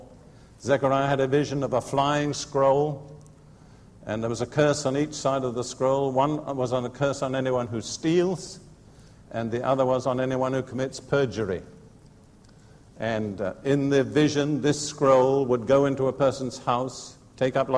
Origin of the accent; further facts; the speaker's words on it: United Kingdom; I'm British right to the core. About my own nation, Britain